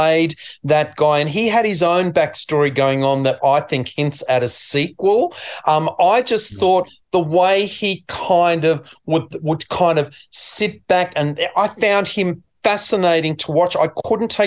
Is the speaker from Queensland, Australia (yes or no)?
yes; Queensland, Australia; being a Queenslander